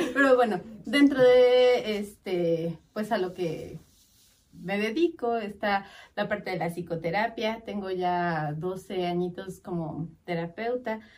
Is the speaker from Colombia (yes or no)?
no; Mexico; somos los mexicanos